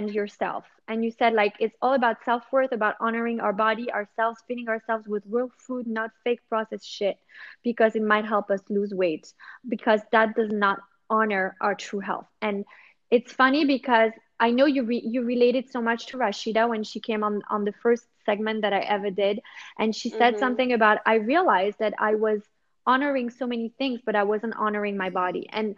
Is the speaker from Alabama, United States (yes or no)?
no; New York, United States; now in Monaco; originally, I'm from New York. But yeah, we kind of live here